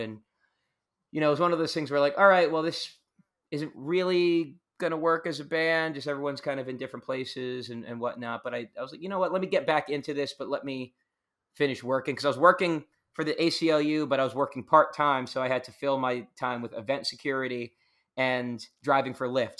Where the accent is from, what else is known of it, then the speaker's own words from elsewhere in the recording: Long Island, New York, United States; moved away; I grew up in the suburbs. I grew up on Long Island, on the, on the border of Queens and Long Island